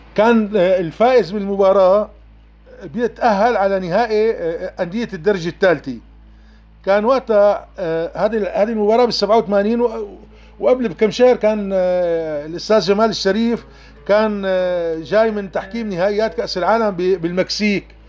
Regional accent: Daraya, Rif Dimashq, Syria; من داريا

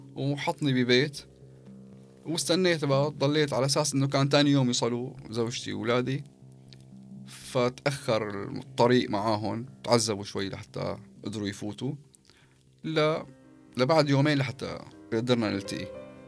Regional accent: Syria; moved away as an adult; also born or lived in Eastern Ghouta; نحن خمسه شوام

